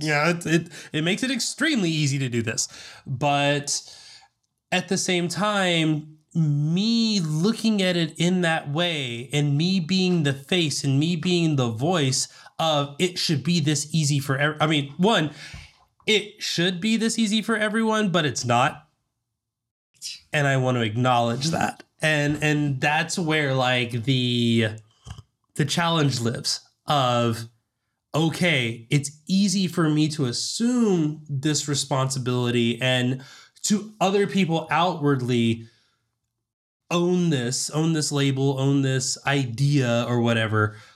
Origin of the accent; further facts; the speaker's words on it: Southern, United States; accent: Southern; moved away; My Southern accent will peak out from time to time